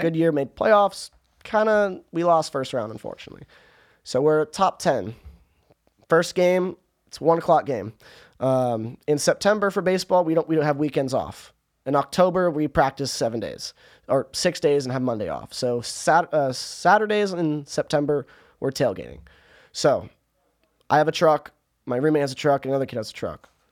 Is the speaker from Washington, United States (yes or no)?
no; Orange County, California, United States; moved away as an adult; now in Towson, United States; I'm from Orange County